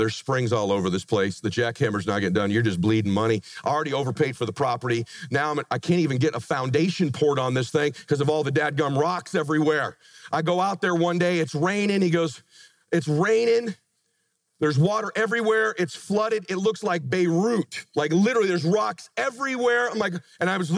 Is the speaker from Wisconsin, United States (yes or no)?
no; Pomona, California, United States; moved away as an adult; now in Laguna Beach, United States; I met my wife, we grew up in Pomona